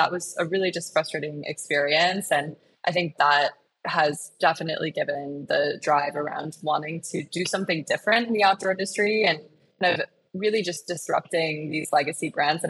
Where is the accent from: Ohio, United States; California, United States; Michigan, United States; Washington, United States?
Michigan, United States; now in Colorado, United States; So I grew up in Michigan and I grew up on a lake and was a mile from Lake Michigan